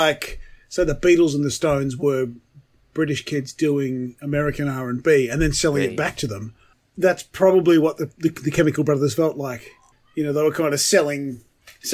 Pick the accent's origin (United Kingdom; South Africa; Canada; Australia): Australia; the generation of Australian Gen X people that we came from.